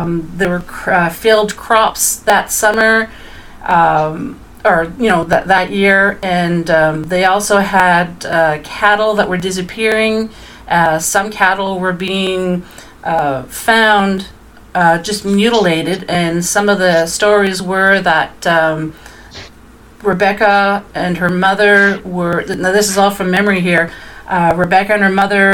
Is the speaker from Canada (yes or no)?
yes; Dieppe, New Brunswick, Canada; I'm originally from Dieppe, which is just outside of Moncton, New Brunswick